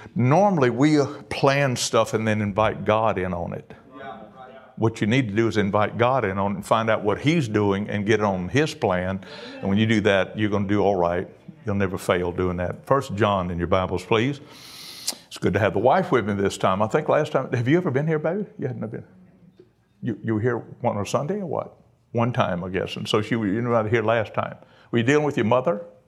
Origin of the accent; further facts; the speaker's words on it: Cajun, Louisiana, United States; I'm a Cajun